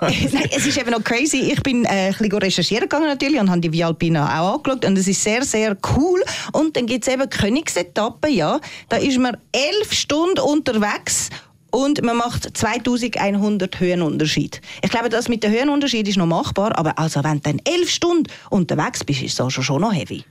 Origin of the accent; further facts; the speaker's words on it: Zurich, Switzerland; wir Städter, blöd gesagt, wir aus Zürich